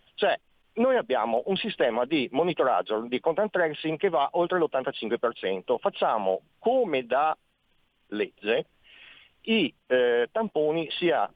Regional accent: Veneto, Italy; come Veneto

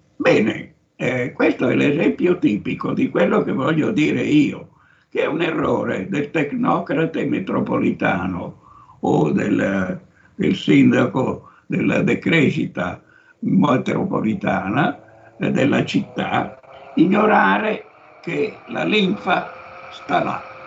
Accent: Sondrio, Lombardy, Italy; moved away; also born or lived in Rome; io vengo da Sondrio in Valtellina. Ero un provinciale

